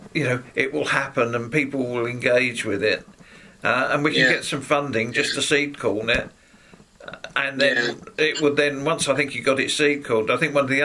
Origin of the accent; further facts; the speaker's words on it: Sidcup, London, United Kingdom; also born or lived in Rochester / Heybridge Basin, Essex; now in Spalding, United Kingdom; I was born in Sidcup.